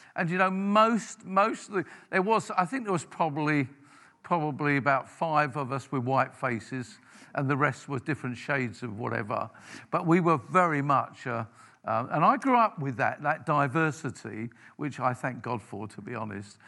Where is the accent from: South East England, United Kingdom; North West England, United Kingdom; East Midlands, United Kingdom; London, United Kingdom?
London, United Kingdom; I grew up in South London